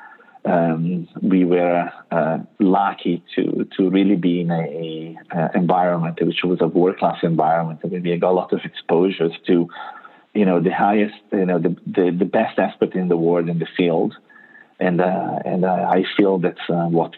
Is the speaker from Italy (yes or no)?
yes; Italy; English is a second language; moved away as an adult; also born or lived in United States; I'm Italian